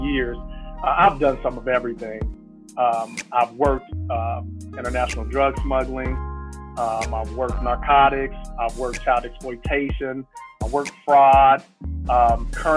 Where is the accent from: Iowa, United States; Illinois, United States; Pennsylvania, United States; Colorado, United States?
Illinois, United States; Chicago; I'm a kid from Inglewood, south side of Chicago.